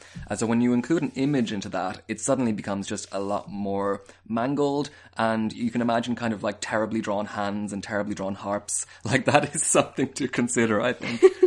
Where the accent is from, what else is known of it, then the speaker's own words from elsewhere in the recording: Connacht, Ireland; I'm from Connacht